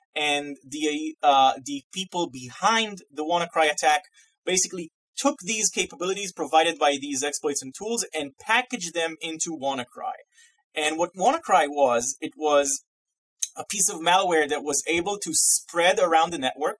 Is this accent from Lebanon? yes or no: no; Israel; moved away as an adult; now in Massachusetts, United States; I'm originally Israeli. I'm from Israel. Uh, I grew up and lived there, uh, you know, 30 years of my life.